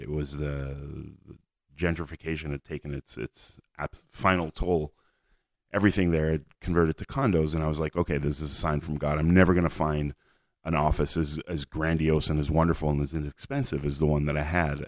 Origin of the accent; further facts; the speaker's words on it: Montreal, Quebec, Canada; moved away as an adult; now in Israel; moved to Canada, where I grew up